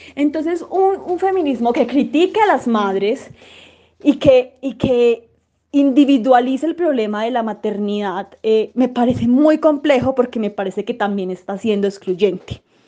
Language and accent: Spanish; Manizales, Caldas, Colombia; now in Bogotá, Colombia; soy de Manizales. Eh, vivo en Bogotá actualmente, pero pronto viviré en Medellín